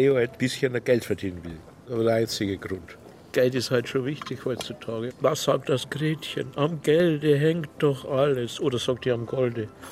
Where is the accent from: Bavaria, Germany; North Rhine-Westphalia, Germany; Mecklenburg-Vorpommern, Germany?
Bavaria, Germany; Kötzting; ich bin in Kötzting aufgewachsen, im Bayerischen Wald damals